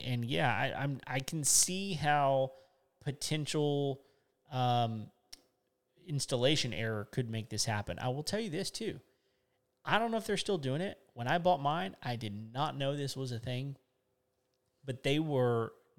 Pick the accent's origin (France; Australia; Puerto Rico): Australia; Being an Aussie, I will. I've had one.